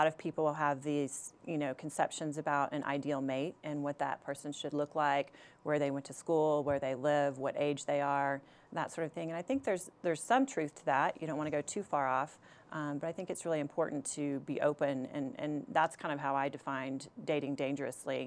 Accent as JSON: {"language": "English", "region": "Texas", "country": "United States", "tie": "born or raised there", "also_born_or_lived": "California", "moved": "as an adult", "said": "I grew up in Texas and went to college in Texas and kind of grew up in a Southern family"}